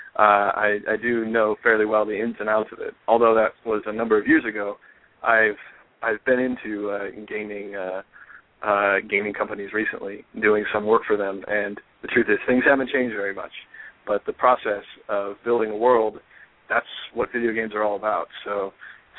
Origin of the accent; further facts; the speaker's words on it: Southern California, United States; also born or lived in Bay Area, California; now in Los Angeles, United States; I'm originally from Southern California